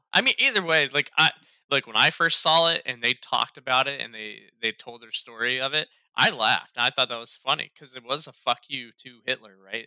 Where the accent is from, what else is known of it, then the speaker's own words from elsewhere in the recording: Ohio, United States; now in North Carolina, United States; I'm from Ohio